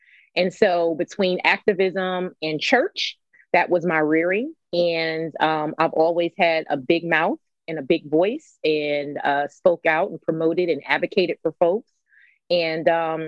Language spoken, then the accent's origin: English; Newark, New Jersey, United States; moved away; I grew up in Newark, New Jersey.